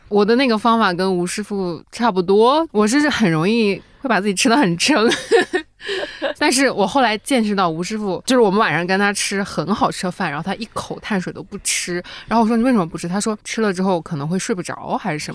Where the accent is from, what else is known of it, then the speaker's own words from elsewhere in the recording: Northeast China, China; accent: Northeastern Mandarin; 我们东北话